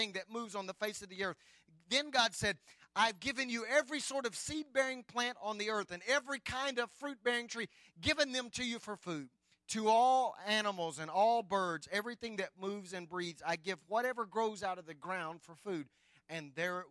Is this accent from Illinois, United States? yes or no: no; Anadarko, Oklahoma, United States; I grew up in Anadarko and traveled over to Apache all of my teenager years.